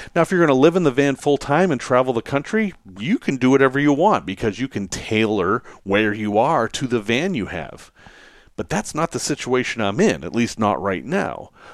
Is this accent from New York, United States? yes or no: no; Salem, Massachusetts, United States; I grew up in Salem, Massachusetts.